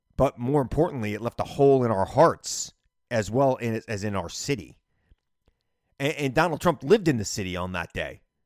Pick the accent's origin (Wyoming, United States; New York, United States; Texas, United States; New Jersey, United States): New York, United States; New York City; I'm a New Yorker.